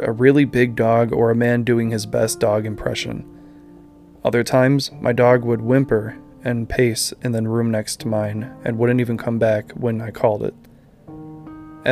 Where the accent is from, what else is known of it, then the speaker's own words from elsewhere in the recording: Midwest, United States; we're from the Midwest